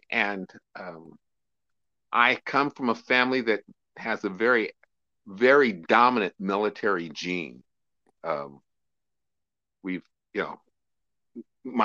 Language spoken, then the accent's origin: English; Sacramento, California, United States; In Sacramento, California.